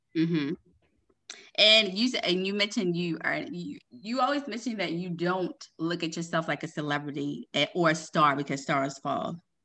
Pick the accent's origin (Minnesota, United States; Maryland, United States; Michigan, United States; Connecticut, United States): Maryland, United States; I'm actually from Maryland